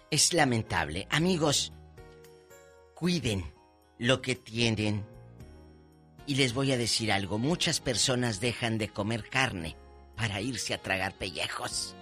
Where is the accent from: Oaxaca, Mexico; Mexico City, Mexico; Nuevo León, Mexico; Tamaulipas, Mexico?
Tamaulipas, Mexico; Matamoros; moved away; Matamoros, mi tierra, está muy tranquila y un beso a mi gente de allá de Matamoros, Tamaulipas